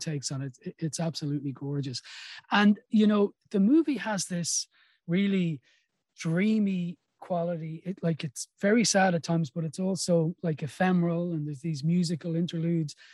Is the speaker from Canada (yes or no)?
no; Ireland; part of being Irish